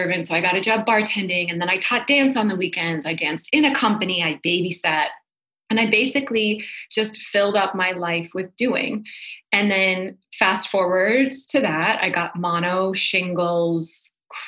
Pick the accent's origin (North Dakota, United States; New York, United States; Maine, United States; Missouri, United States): North Dakota, United States; So I grew up in North Dakota, and I grew up in a very like typical hardworking Midwest family